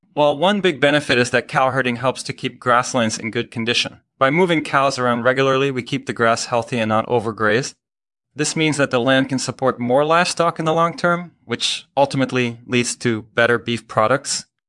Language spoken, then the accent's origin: English; Netherlands; moved away as an adult; now in United States; I'm originally from the Netherlands, but I've been living in the United States for about ten years now.